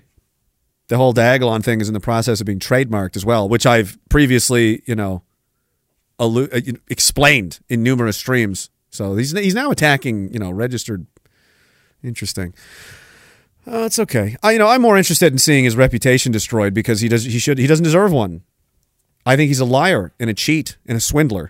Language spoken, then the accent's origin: English; East Coast, Canada; I'm from the East Coast